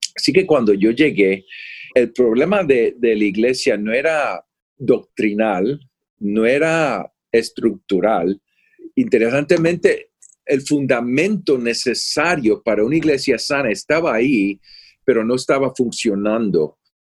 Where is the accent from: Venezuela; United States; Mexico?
United States; Florida; also born or lived in Puerto Rico / California; now in Austin, United States; yo soy de Puerto Rico. A los ocho años nos mudamos a la Florida, en los Estados Unidos, y he vivido en California